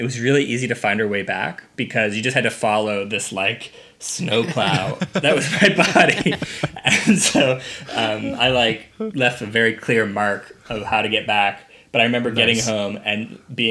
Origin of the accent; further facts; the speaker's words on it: Nebraska, United States; moved away; also born or lived in Vancouver; I grew up in Nebraska, and there's no skiing in Nebraska.